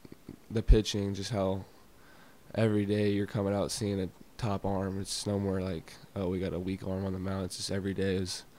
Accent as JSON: {"language": "English", "region": "Florida", "country": "United States", "said": "So I am from Florida, and there's not really a known Florida team, especially in the NFL."}